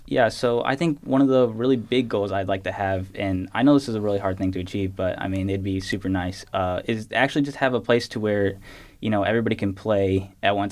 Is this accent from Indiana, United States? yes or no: yes; Clayton, Indiana, United States; also born or lived in Gary, Indiana; born in Gary, uh, only lived there for a couple years, then moved to my now home in Clayton.